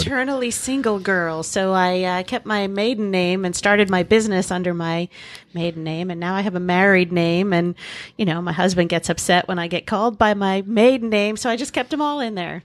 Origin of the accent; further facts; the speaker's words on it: Port Jefferson, New York, United States; moved away as an adult; now in Key West, United States; I got a little job in my hometown of, uh, Port Jeff on Long Island